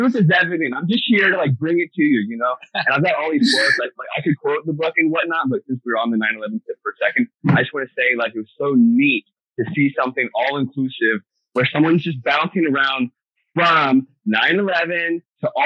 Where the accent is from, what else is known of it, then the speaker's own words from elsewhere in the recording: Virginia, United States; moved away as an adult; also born or lived in San Diego, California / Los Angeles, California; now in Arcata, United States; I grew up in DC area, actually, and went to Virginia Tech. I grew up in Virginia, but just right outside DC.